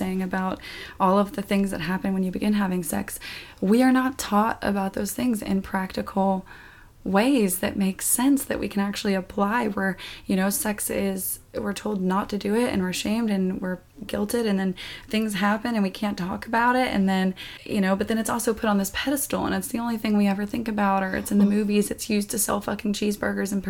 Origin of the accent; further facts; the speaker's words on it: the South, United States; I grew up in the South, and even though my family wasn't super strict religious necessarily